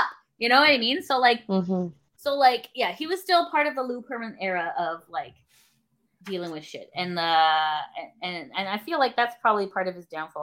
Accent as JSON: {"language": "English", "country": "Canada", "said": "as a Canadian who has free healthcare"}